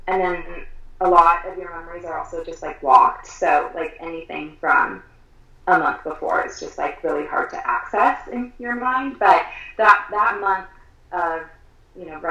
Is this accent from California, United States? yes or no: yes; Southern California, United States; now in Colorado, United States; I grew up in Southern California. We live in Colorado now.